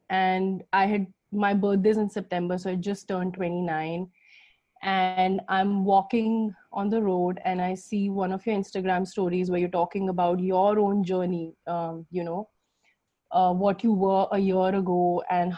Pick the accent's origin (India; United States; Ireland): India; I'm Indian